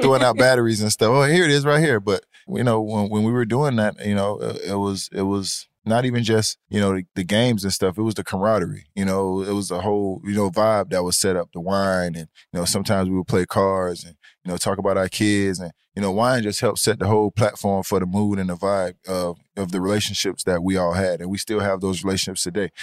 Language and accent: English; Miami, Florida, United States; I'm born and raised in Miami, Florida